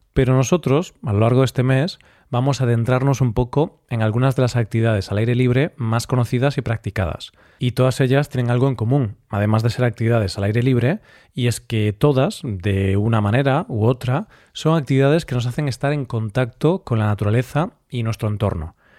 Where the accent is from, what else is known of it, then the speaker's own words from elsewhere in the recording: Galicia, Spain; mi tierra